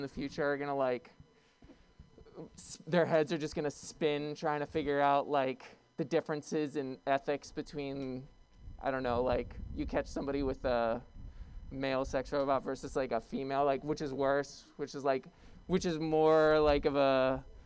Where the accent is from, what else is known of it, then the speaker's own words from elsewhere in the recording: New York City, New York, United States; I'm from Brooklyn